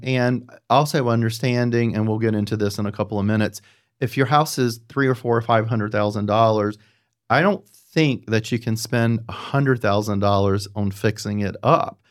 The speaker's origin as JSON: {"language": "English", "town": "Apex", "region": "North Carolina", "country": "United States", "also_born_or_lived": "Los Angeles", "said": "As I am from North Carolina, from Central, the Raleigh-Durham, actually, Apex area"}